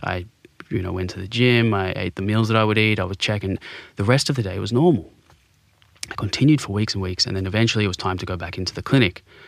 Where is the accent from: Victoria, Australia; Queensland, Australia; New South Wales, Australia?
New South Wales, Australia; Sydney; I grew up in Bondi